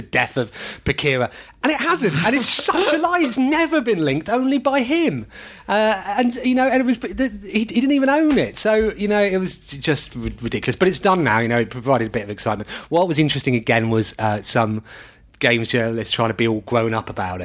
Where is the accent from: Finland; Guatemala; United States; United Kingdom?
United Kingdom; Manchester, North West England; I was born in Withenshaw